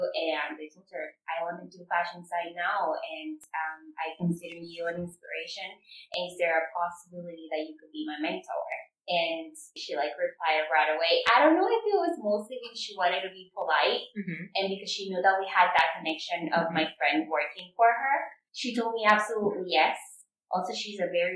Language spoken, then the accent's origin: English; Venezuela; also born or lived in Miami, Florida, United States; now in New York, United States; I'm originally from Venezuela